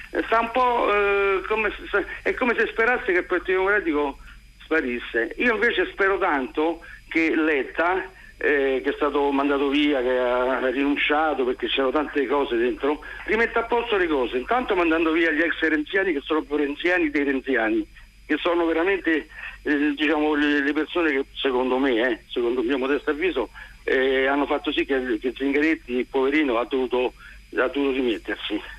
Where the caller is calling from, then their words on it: Cerveteri, Lazio, Italy; Buongiorno. e parlo da Cerveteri.